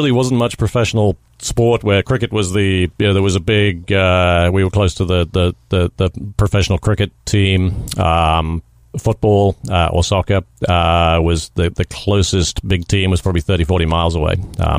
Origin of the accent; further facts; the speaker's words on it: South West England, United Kingdom; accent: English; also born or lived in New Jersey; But grew up in the rural southwest of England, a county called Somerset, beautiful part of the world, kind of in a very rural environment.